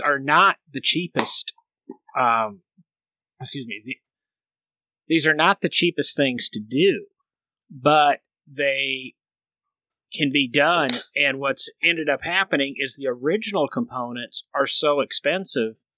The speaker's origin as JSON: {"language": "English", "region": "Michigan", "country": "United States", "tie": "born or raised there", "said": "I grew up in Michigan"}